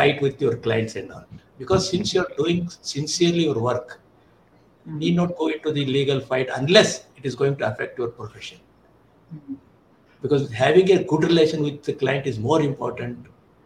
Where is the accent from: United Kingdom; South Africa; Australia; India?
India